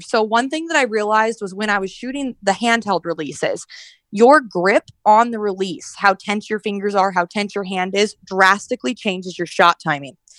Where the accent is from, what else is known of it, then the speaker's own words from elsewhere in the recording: Red Bluff, California, United States; I'm from Red Bluff, California. So like right by Redding